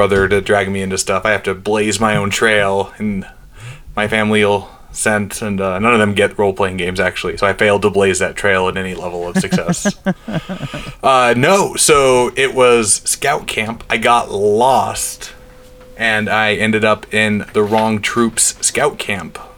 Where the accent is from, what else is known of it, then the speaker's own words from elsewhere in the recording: North Dakota, United States; I'm from North Dakota, born and raised out there